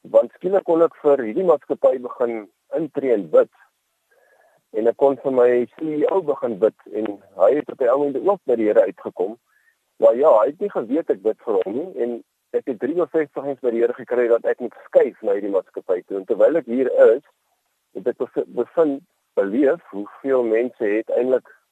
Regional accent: Boland, Western Cape, South Africa; also born or lived in Worcester / Helderberg; ek is 'n uh, man wat in die Boland in die Kaap uh, groot geword

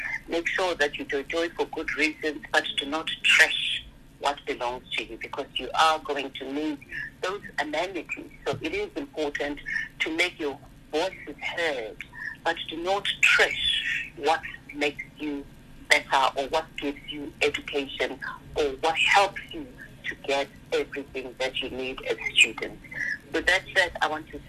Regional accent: Soweto, Gauteng, South Africa; I was born in Dobsonville. If I said to myself, I'm born here in Dobsonville, my mother works in Makishini

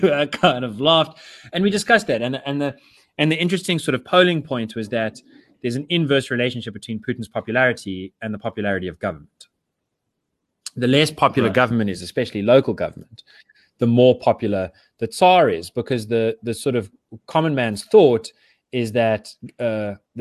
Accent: South Africa; I'm South African.

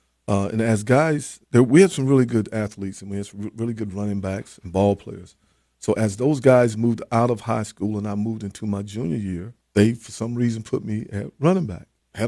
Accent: Florence, North Carolina, United States; I grew up in Eastern part of North Carolina, small town called Florence, North Carolina. I grew up in a small fishing community, but it was more farming.

